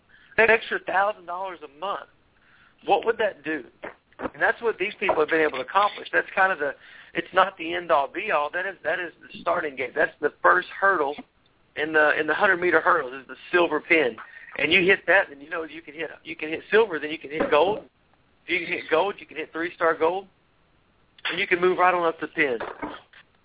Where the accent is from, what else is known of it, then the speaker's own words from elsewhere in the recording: Tennessee, United States; I'm from Tennessee